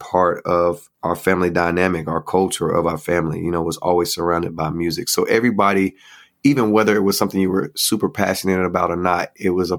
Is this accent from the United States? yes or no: yes; North Carolina, United States; I was growing up in North Carolina